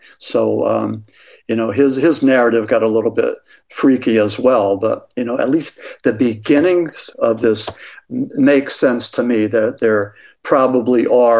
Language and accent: English; Pennsylvania, United States; from my home state of Pennsylvania